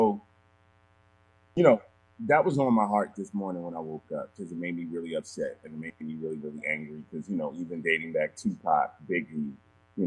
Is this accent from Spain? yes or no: no; Philadelphia, Pennsylvania, United States; also born or lived in Nigeria; I'm from Philly, you know what I'm saying? So I am from a city that is notoriously rough